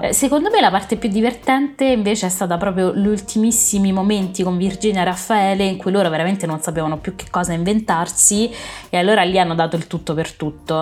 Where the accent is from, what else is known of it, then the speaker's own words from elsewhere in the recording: Rome, Lazio, Italy; io sono romana